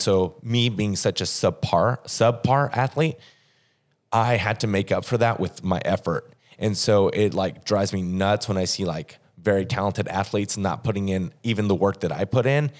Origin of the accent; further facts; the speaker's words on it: Oklahoma, United States; moved away as an adult; also born or lived in Fort Smith, Arkansas / Tulsa, Oklahoma / Columbia, Missouri / San Diego, California; now in St. Louis, United States; from Oklahoma.